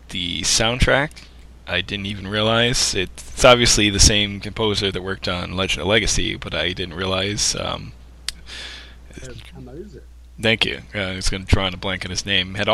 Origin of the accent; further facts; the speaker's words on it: Texas, United States; I'm a Texan and have lived all over the state, east to west